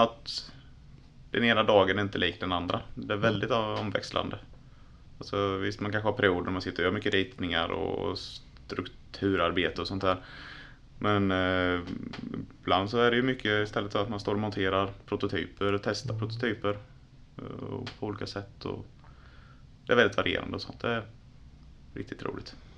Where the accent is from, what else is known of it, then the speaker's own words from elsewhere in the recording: Tranås, Jönköping County, Sweden; also born or lived in Linköping; född och uppvuxen i Tranås